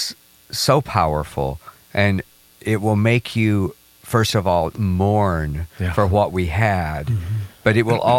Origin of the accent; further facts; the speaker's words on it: South Texas, United States; I grew up in South Texas, so I speak Spanish